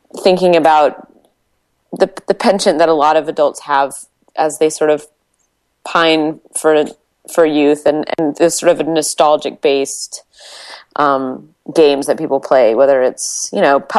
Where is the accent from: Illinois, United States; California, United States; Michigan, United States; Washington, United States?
Washington, United States; I grew up in Washington State